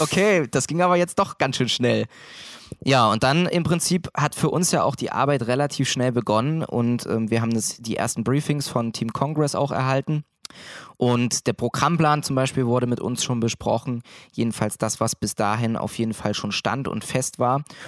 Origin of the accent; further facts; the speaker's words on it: Thuringia, Germany; moved away as an adult; now in Mittweida, Germany; komme ursprünglich aus einer Kleinstadt in Thüringen